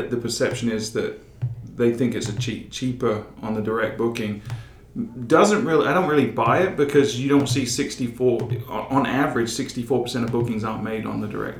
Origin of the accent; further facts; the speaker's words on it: England, United Kingdom; now in United States; growing up in England